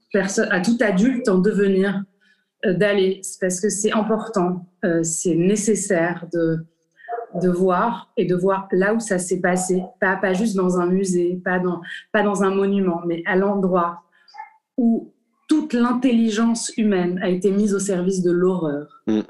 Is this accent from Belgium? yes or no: no; Morocco; moved away as an adult; also born or lived in France; en tant que Marocain